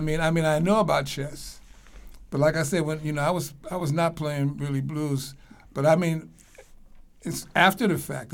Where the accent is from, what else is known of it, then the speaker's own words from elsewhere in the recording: Evanston, Illinois, United States; moved away as an adult; also born or lived in Los Angeles; I was born in Chicago, actually a suburb of Chicago, first suburb north, called Northwestern. I mean, no, Northwestern's a university called Evanston